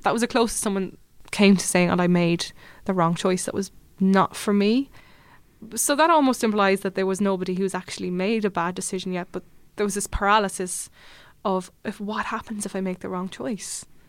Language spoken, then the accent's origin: English; Limerick, Munster, Ireland; moved away as an adult; now in Dublin, Ireland; I am from Limerick, living in Dublin the past three, four years.